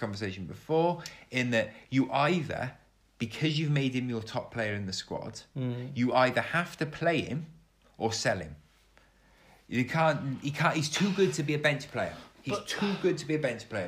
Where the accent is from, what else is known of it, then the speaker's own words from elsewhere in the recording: Cardiff, Wales, United Kingdom; we're from Cardiff ourselves